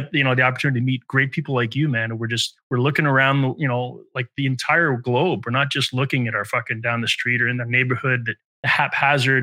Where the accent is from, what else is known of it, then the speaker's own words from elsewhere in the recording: Montreal, Quebec, Canada; Enzo and I are both 50-year-old musician songwriters from Montreal.